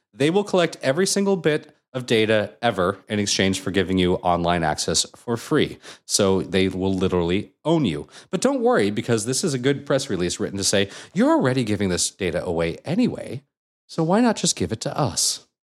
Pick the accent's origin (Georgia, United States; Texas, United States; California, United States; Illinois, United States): California, United States; Anaheim; growing up in Anaheim and hanging out at Disneyland all the time